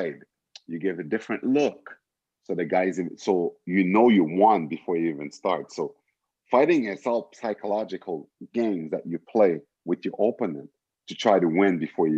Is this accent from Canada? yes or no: yes; Montreal, Quebec, Canada; it was Montreal because it was my hometown